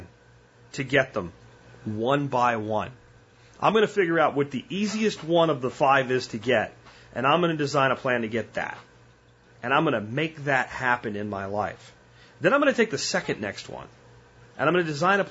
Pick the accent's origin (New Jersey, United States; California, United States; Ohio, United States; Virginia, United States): New Jersey, United States; I'm from Jersey. A lot of people don't know that. I was born in Jersey